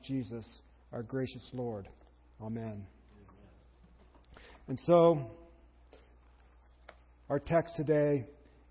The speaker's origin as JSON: {"language": "English", "country": "United States", "said": "We're Americans"}